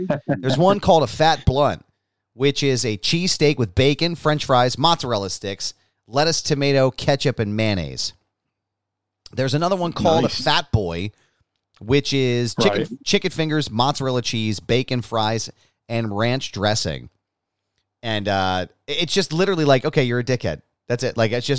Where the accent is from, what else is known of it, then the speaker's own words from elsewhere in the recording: Philadelphia, Pennsylvania, United States; I'm from Philly.